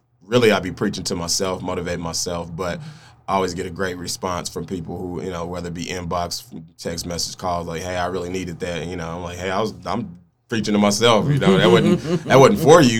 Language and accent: English; Oklahoma City, Oklahoma, United States; also born or lived in Spencer, Oklahoma; I am originally from Oklahoma City, Oklahoma, born and raised on the east side.